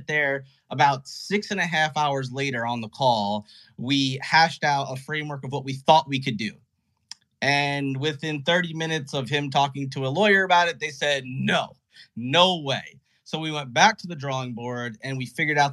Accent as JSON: {"language": "English", "region": "New Jersey", "country": "United States", "said": "I'm from New Jersey."}